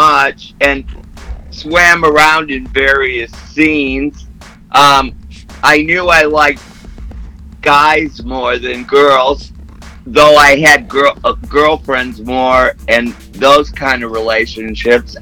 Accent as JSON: {"language": "English", "region": "Midwest", "country": "United States", "tie": "born or raised there", "said": "I grew up in the Midwest"}